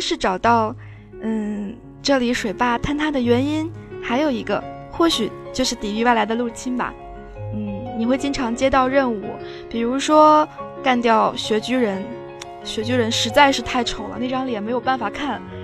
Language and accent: Chinese; Fujian, China; moved away; also born or lived in Beijing; 回到了我的家乡，嗯，在福建